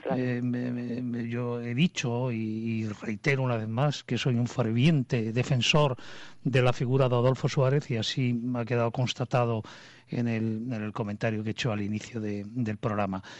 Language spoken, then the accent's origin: Spanish; Spain; me da a mí como ciudadano español